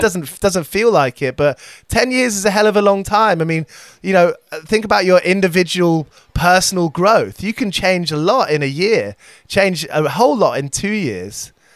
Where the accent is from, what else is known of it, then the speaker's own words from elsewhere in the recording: United Kingdom; as a British person